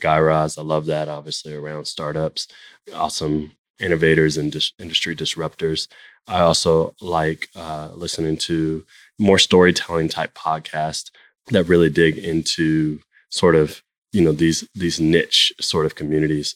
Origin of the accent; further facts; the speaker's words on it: Jacksonville, Florida, United States; now in Atlanta, United States; I grew up in Jacksonville, Florida